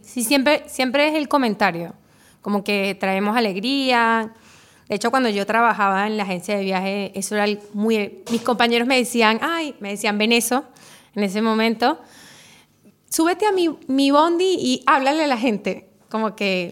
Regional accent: Venezuela; moved away as an adult; now in Uruguay; me crié en Venezuela

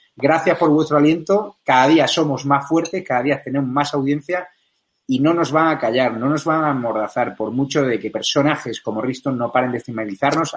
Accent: Marbella, Andalusia, Spain; En mi tierra, Marbella

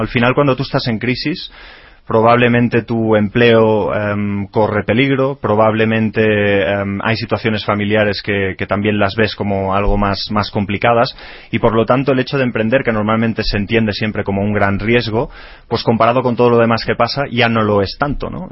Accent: Spain; now in Mexico; nosotros que venimos de España

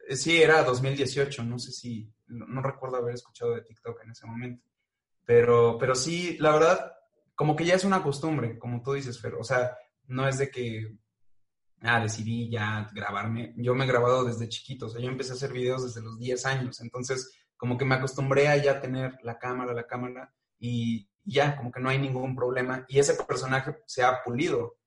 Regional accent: Mexico; tenemos muchos los mexicanos

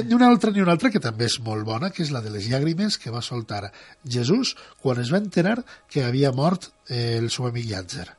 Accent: Ontinyent, Valencian Community, Spain; el meu poble, abans de la Guerra Civil, a Ontinyent

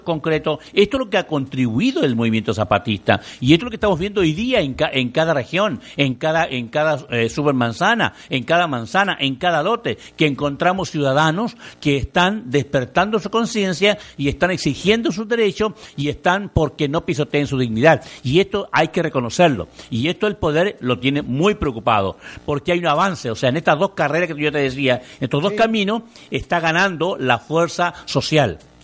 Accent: Mexico; somos nosotros los mexicanos

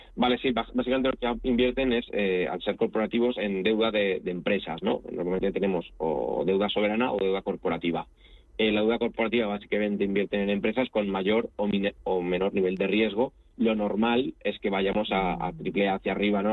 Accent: Spain; also born or lived in Italy; soy español y me siento de los dos países

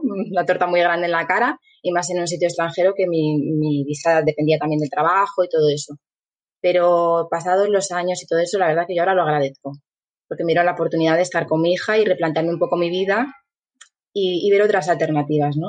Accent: Asturias, Spain; also born or lived in Guadalajara, Mexico / New Zealand; yo estudié en la Escuela Técnica de aquí de Mieres, soy de Asturias

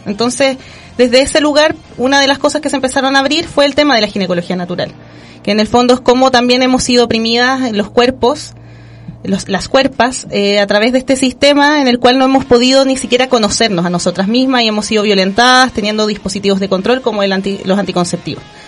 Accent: Chile; como pueblo chileno

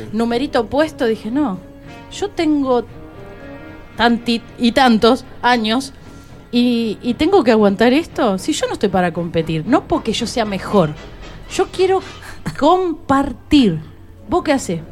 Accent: Buenos Aires, Argentina; Yo soy una porteña que canto folclore santiagueño

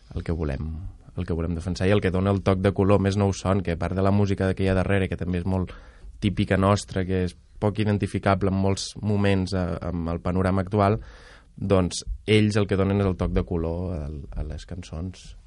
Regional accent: Lleida, Catalonia, Spain; jo vinc de Lleida

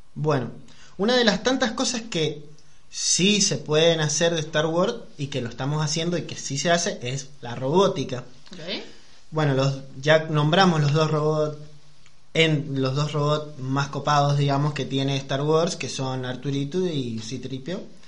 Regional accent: San Juan, Argentina; soy de San Juan

